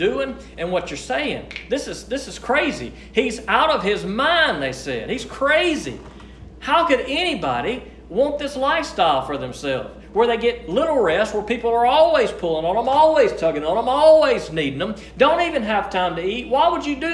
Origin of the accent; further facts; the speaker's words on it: United States; we are born and raised in the United States of America